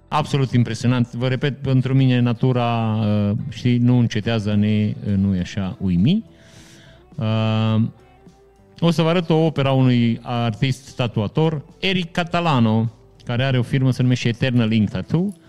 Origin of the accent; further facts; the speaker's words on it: Vișeu de Sus, Maramureș County, Romania; moved away; în perioada în care am plecat din Vișeu